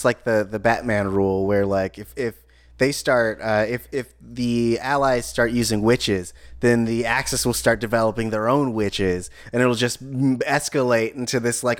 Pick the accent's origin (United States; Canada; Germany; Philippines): Germany; I'm from Germany.